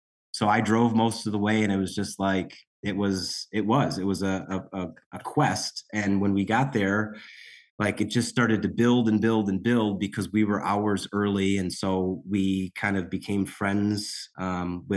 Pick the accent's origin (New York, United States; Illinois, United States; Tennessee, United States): Illinois, United States; Chicago; we're from Chicago